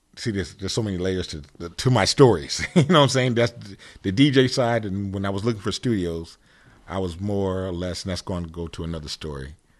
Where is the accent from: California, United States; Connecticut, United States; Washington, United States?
Connecticut, United States; Stratford; also born or lived in Bridgeport, Connecticut; I grew up in Connecticut. Yes, I did. Yes, I did. And, um, Bridgeport, Stratford area